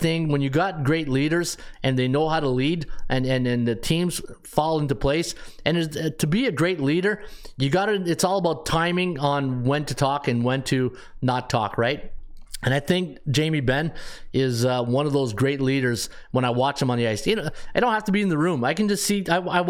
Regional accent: Ottawa, Ontario, Canada; I'm from Ottawa.

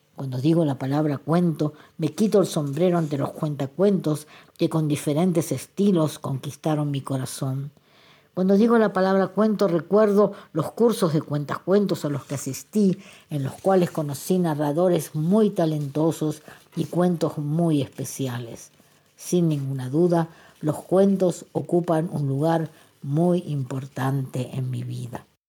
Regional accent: Argentina; now in Israel; nací en Argentina y hace ya casi 38 años resido en Israel

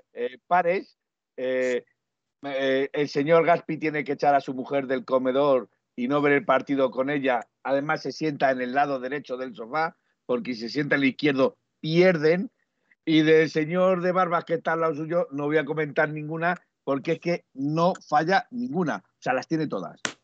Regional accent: Spain; Nosotros somos españoles

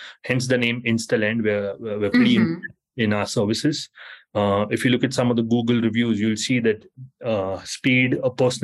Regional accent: Mumbai, Maharashtra, India; moved away as an adult; now in New York, United States; I was born and raised in Mumbai from India. And I moved to New York about 14 years ago.

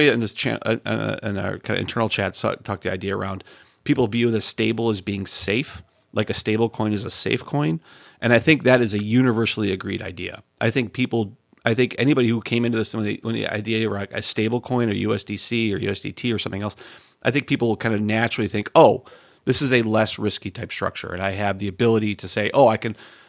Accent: United States; as an American

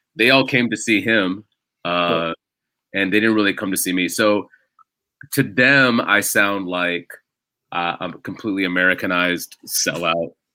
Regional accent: United States; first language English; I'm born and raised here

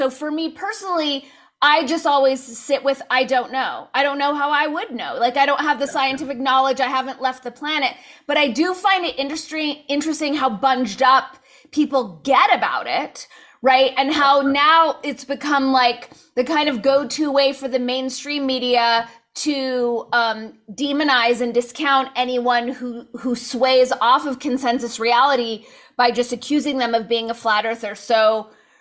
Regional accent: United States; I was born in the States

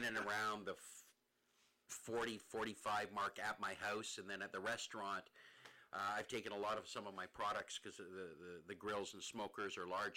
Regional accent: Paris, Ontario, Canada; I grew up in Paris, Ontario.

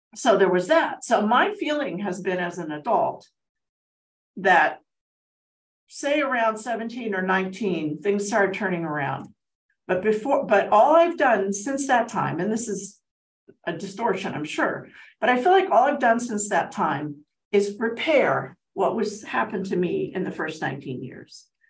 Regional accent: Altadena, California, United States; also born or lived in Pasadena, United States; now in Azusa, United States; I grew up in Altadena

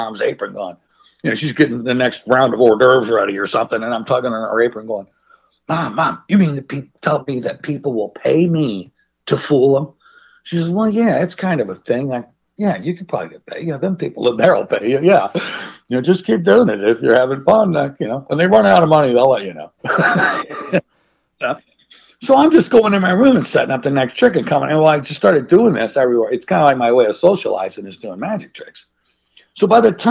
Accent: St. Louis, Missouri, United States; As a kid, growing up, I was born there in St. Louis, Missouri.

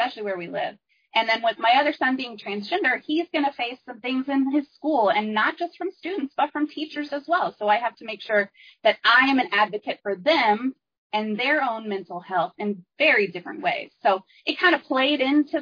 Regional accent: Texas, United States; I'm from Texas

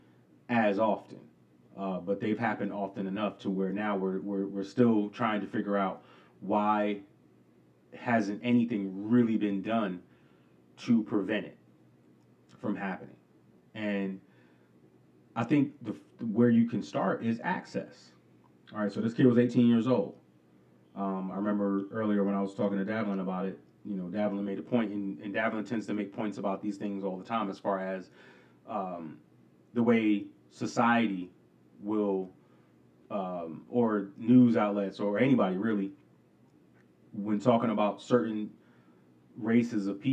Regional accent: New York City, New York, United States; I remember growing up in New York, and it wasn't, you know, my parents didn't allow us to go to the two movie theaters in our location in Queens

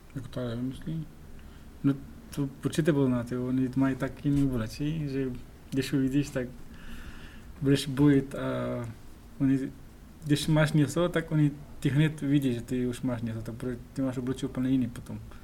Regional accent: Pakistan; first language Pashto; Czech is a second language; now in Czech Republic; já jsem narodil v Pakistanu

